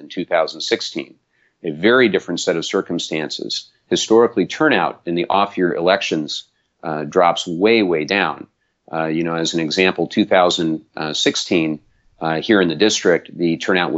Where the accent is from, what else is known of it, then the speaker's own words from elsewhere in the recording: South Orange County, California, United States; I was raised in South Orange County